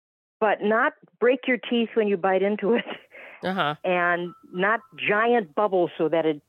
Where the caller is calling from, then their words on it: Palm Coast, Florida, United States; I'm from Palm Coast, Florida.